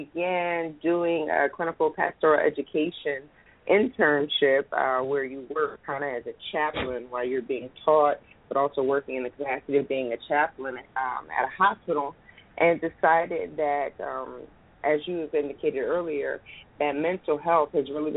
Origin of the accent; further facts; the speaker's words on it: Philadelphia, Pennsylvania, United States; I'm from Philadelphia, Pennsylvania